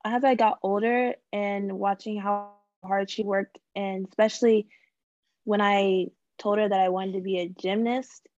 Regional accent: Carrollton, Texas, United States; also born or lived in Arlington, Texas; So I was born in Texas, born and raised. I was born in Arlington, and then I kind of did a lot of my growing up in Carrollton, Texas.

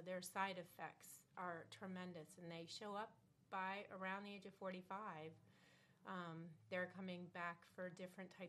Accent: Juno Beach, Florida, United States; I was raised in Juneau Beach, small town, back in the late 60s and 70s

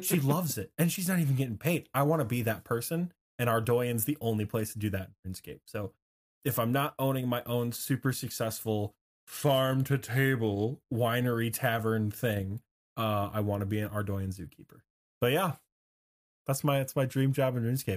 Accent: Michigan, United States; in my home state in Michigan

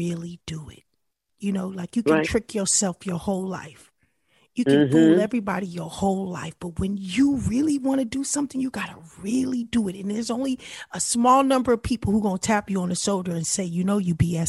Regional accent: California, United States; I'm from California

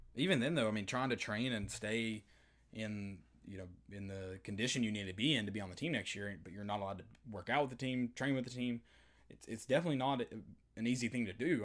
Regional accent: East Tennessee, United States; growing up in East Tennessee, high school football special

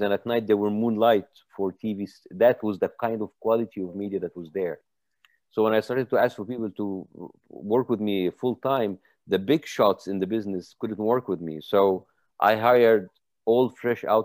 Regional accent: Egypt; English is a second language; moved away as an adult; now in United States

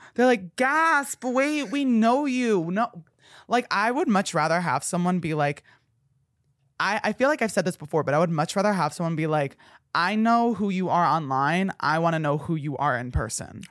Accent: New Jersey, United States; moved away; I told him I was from New Jersey

